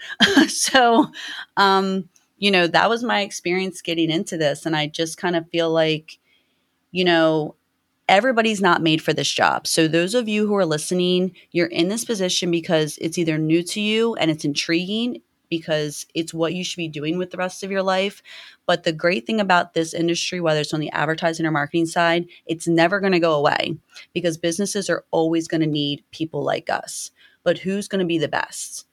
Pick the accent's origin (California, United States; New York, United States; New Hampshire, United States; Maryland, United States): Maryland, United States; Baltimore; I'm from Baltimore